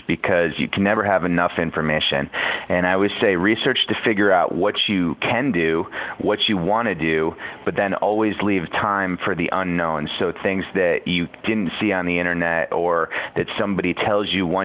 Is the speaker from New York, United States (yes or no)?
no; Connecticut, United States; I grew up in Connecticut, and we grew up going to the Jersey Shore